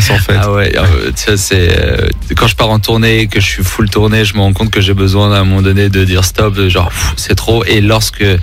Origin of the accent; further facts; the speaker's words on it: Nice, Provence-Alpes-Côte d'Azur, France; Bah, c'est ça, quand on est niçois, forcément, hein, il y a un moment, l'été nous manque.